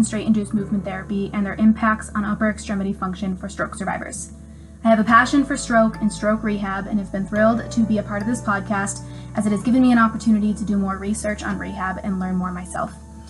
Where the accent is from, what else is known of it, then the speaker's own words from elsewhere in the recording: Buffalo, New York, United States; I'm also originally from Buffalo, New York myself.